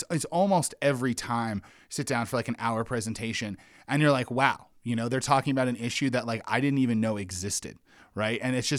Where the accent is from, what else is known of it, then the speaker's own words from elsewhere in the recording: Wyoming, United States; And I grew up in Wyoming, which was about 98% white, and had very little, you know, diverse experiences.